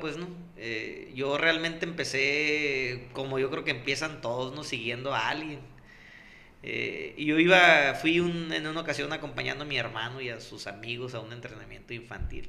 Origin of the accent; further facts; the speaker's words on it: Pueblo Yaqui, Sonora, Mexico; la gente y yo, pues venimos de Pueblo Yaqui